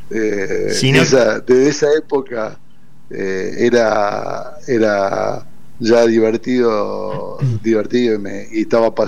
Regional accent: Córdoba, Argentina; born there; now in Buenos Aires, Argentina; Buenos Aires hace 30 años estoy, pero yo soy nacido en Córdoba y obviamente que la, familia cordobesa

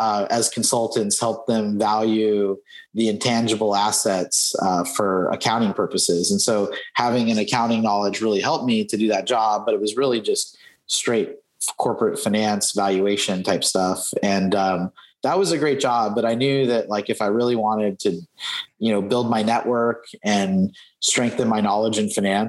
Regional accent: Southern California, United States; moved away as an adult; also born or lived in Provo, Utah; my ward when I was growing up in Southern California

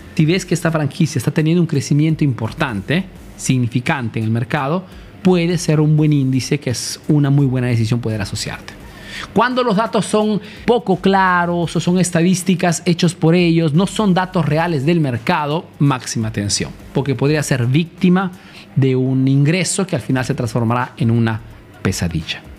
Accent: Peru; moved away as an adult; now in Italy; soy un emprendedor peruano

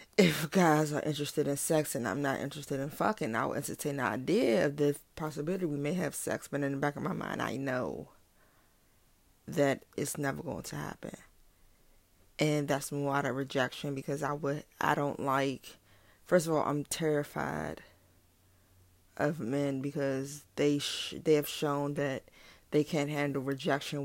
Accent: Washington, District of Columbia, United States; I'm from Washington, D C.

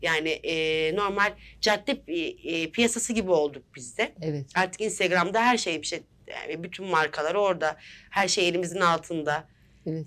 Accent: Yalova, Turkey; now in Istanbul, Turkey; 1986 e, Yalova doğumluyum. İstanbul'da yaşıyorum.

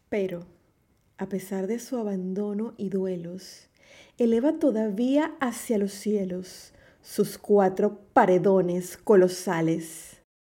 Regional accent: Panama; nuestra identidad como panameños

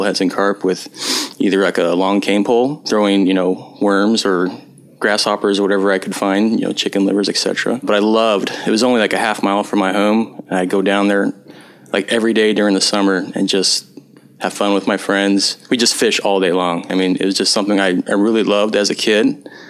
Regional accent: Nebraska, United States; moved away; I'm originally from Nebraska. It's in the middle of the Midwest. I grew up on a small farm out there. Corn and soybeans is primarily what we raised.

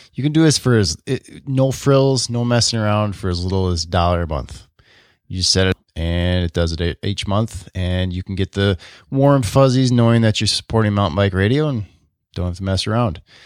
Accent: Oconomowoc, Wisconsin, United States; born or raised there

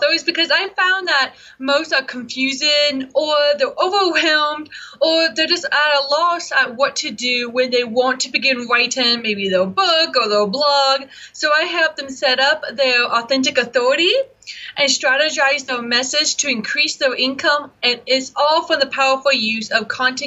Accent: Byron, Georgia, United States; I grew up in a little town called Byron, Georgia. It's in the middle, literally the middle of Georgia

